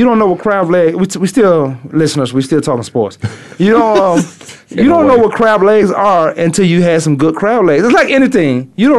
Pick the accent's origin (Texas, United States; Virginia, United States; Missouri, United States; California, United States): Virginia, United States; moved away; I'm from Virginia, so we used to catch crabs.